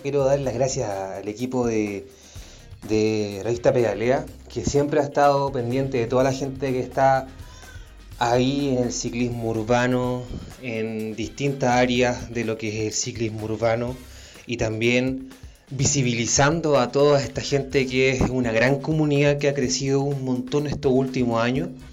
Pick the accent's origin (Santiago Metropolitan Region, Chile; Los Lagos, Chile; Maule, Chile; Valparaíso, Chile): Santiago Metropolitan Region, Chile; Santiago; also born or lived in Temuco; Vengo de un barrio emergente, una comuna bien chica llamada Cerrillos. Está en el sector poniente de Santiago.